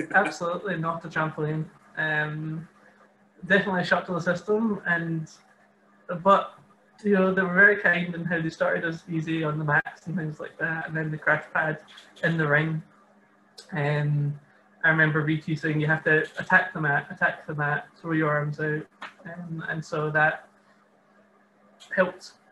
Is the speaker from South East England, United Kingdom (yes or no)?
no; Maybole, Scotland, United Kingdom; also born or lived in Dundee; I'm from Maybole, which is just south of Ayr originally